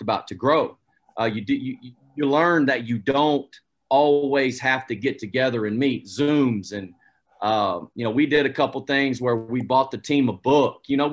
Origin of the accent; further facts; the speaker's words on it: United States; moved away; I grew up about an hour away from Asheville